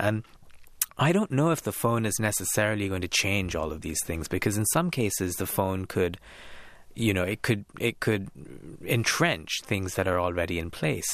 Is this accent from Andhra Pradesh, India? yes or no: no; Kolkata, West Bengal, India; growing up in India, in Calcutta in, in the nineties and early